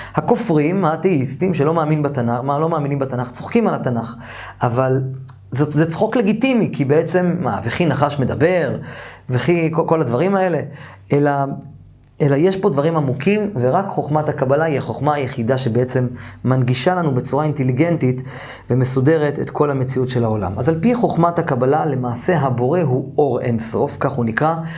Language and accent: Hebrew; Jerusalem, Jerusalem District, Israel; גדלתי במאה שערים